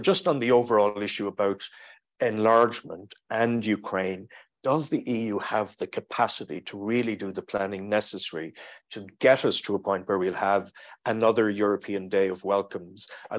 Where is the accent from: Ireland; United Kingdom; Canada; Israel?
Ireland; Maynooth, Leinster; although I come from Maynooth, I am not a great fan of sermons